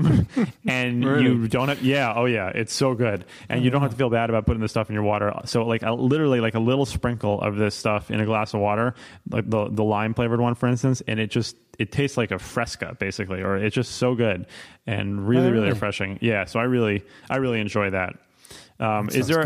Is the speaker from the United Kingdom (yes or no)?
no; New York City, New York, United States; moved away; also born or lived in Philadelphia; I grew up in New York City, and tap water was actually always really delicious, but I've also spent time living in Philadelphia and upstate New York